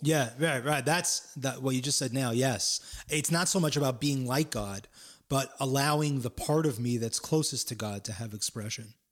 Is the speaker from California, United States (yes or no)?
yes; Palo Alto, California, United States; also born or lived in San Francisco / Florida / Miami; now in New York, United States; a skateboarding kid from Palo Alto, California